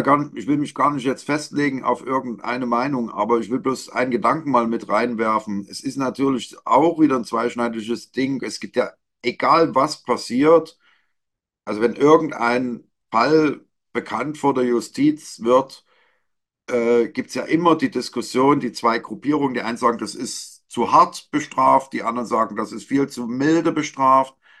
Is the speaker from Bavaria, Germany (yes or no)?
no; Leipzig, Saxony, Germany; meine Heimatstadt. Hier geht es um Leipzig.